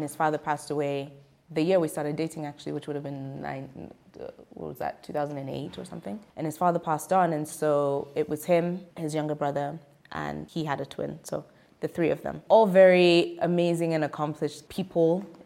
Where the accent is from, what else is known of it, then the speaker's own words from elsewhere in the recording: Zimbabwe; I'm from Zimbabwe.